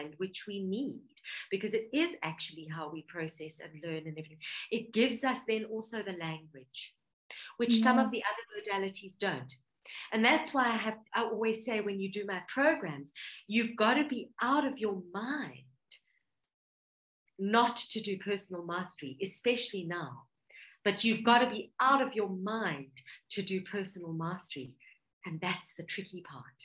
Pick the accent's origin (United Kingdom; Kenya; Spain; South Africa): South Africa; Johannesburg, Gauteng; I was born in Johannesburg, South Africa. My parents were immigrants